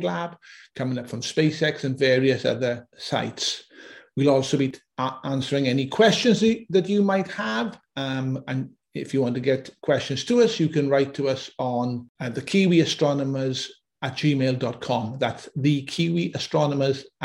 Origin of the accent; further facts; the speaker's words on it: Auckland, New Zealand; I'm from Auckland, New Zealand